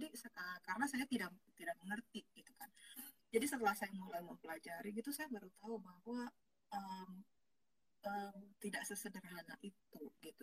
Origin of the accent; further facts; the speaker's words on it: Jakarta, Indonesia; also born or lived in Tangerang / Surabaya; kalau aku, lahirnya udah di Jakarta